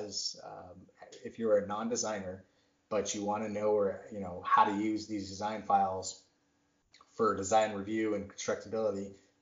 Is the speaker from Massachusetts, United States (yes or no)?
yes; Worcester, Massachusetts, United States; I'm from Massachusetts originally. I'm from Worcester. And I hear all these people talking, and I'm like, oh, my gosh, did I used to sound like this?